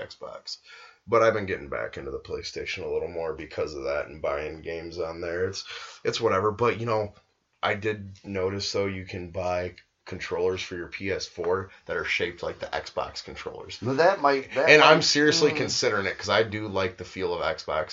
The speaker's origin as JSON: {"language": "English", "country": "United States", "said": "I'm an American."}